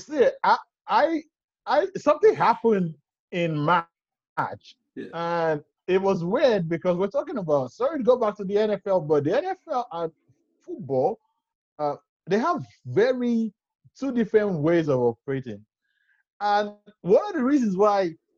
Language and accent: English; Nigeria; as a Nigerian